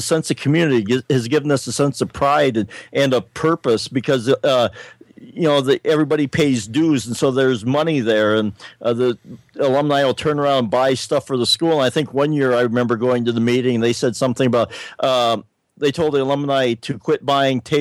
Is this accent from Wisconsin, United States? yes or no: no; Willow Lake, South Dakota, United States; my hometown of Willow Lake